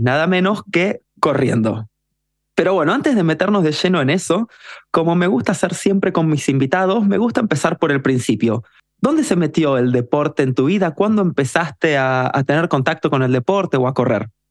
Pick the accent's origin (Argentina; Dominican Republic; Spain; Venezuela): Argentina; todos los que somos de Argentina